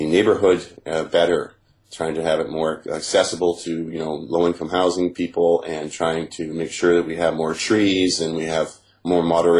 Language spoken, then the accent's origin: English; Toronto, Ontario, Canada; I'm a Canadian, born in Toronto to American parents.